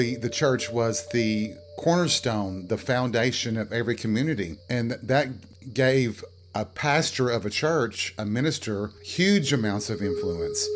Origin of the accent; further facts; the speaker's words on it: Appalachia, United States; the woods and the forest in Appalachia, in the areas that I lived